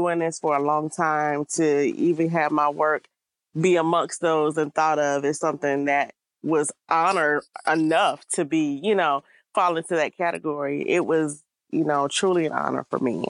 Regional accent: Albany, Georgia, United States; I'm originally from Georgia

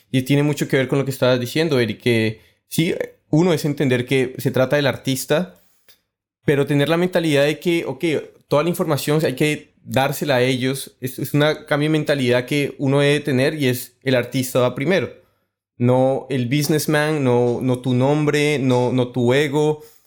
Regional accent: Colombia; Yo que soy colombiano

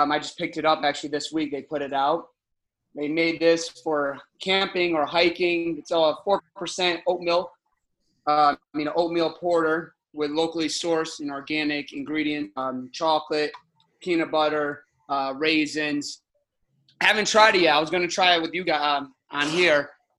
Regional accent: Connecticut, United States; now in Orlando, United States; I was born and raised in Connecticut

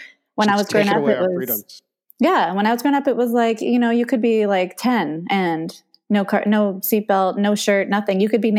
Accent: Haiku, Hawaii, United States; So, okay, growing up in Haiku, you learn how to hitchhike, you walk barefoot.

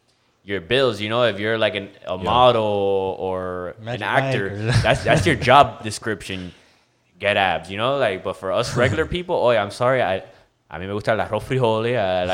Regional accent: Miami, Florida, United States; We from Miami. That's like the peak of the South.

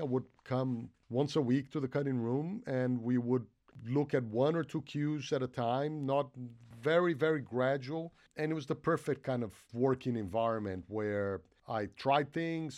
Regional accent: Brazil; moved away; I grew up in Brazil

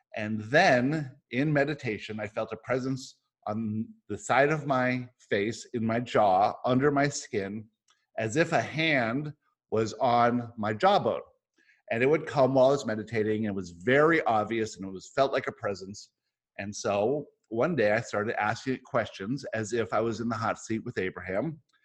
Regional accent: San Diego, California, United States; also born or lived in Johannesburg, South Africa / Michigan / Boca Raton, Florida; I was born in Johannesburg, South Africa. My family moved all around the world. I grew up in San Diego. I spent a year after that in Johannesburg and then in Michigan and then most of my life in San Diego and then Boca Raton, Florida.

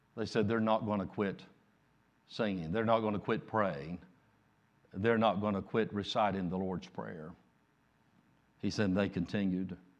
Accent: United States; I'm an American

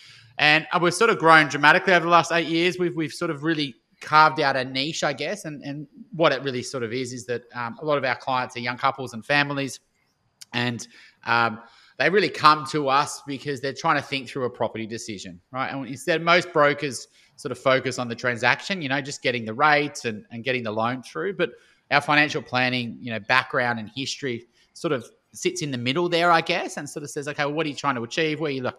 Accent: Melbourne, Victoria, Australia; born there; now in Sydney, Australia; Live in Sydney, but I was born in Melbourne and travelled around a lot.

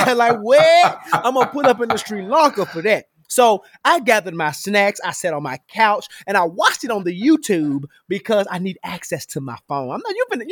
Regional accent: Memphis, Tennessee, United States; my hometown of Memphis, Tennessee

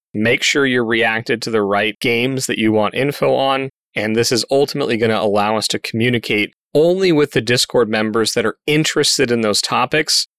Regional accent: Colorado, United States; moved away; my home state, Colorado

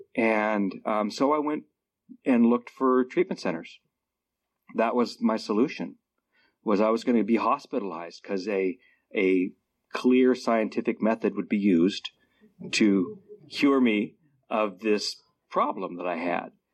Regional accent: Alaska, United States; moved away as an adult; also born or lived in Southwest Washington; now in Washington, United States; I grew up in Alaska

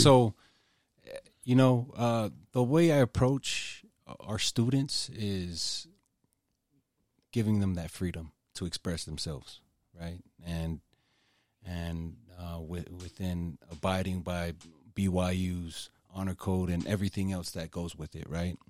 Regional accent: Utah, United States; I was born here in Utah

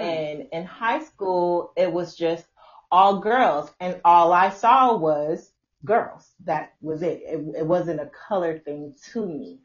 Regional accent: Chicago, Illinois, United States; moved away as an adult; I am also from Chicago, Illinois

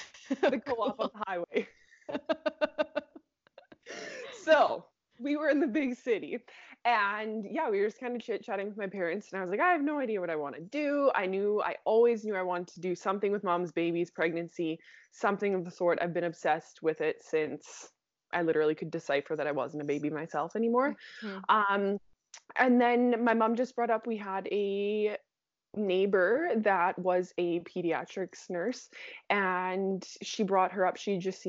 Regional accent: Saskatchewan, Canada; Yeah, born and raised in Saskatchewan, and I'm still right outside the city.

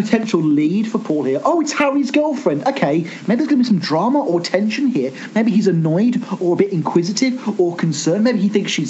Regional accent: United Kingdom; as a Brit

